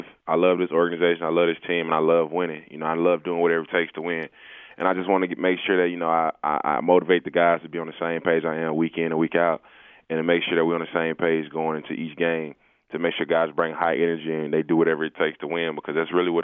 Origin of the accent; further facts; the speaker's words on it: Atlanta, Georgia, United States; I'm from Atlanta